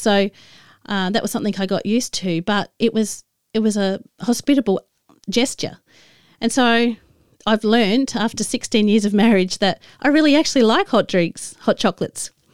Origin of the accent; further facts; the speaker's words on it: Adelaide, South Australia, Australia; moved away as an adult; also born or lived in Tasmania; I moved from where I grew up in Adelaide to, uh, Tasmania